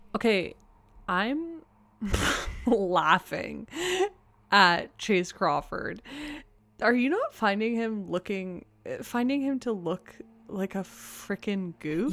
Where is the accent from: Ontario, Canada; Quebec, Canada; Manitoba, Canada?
Ontario, Canada; Toronto; I grew up in Toronto, but my school is nothing like this